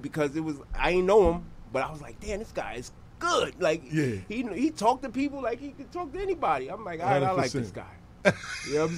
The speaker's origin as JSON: {"language": "English", "town": "New York City", "region": "New York", "country": "United States", "said": "I'm straight out of Brooklyn. You know what I'm saying? New York."}